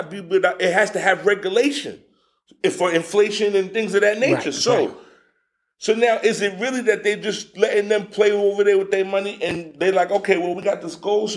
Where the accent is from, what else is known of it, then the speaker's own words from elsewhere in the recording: New York, United States; moved away as an adult; now in Alabama, United States; I'm from New York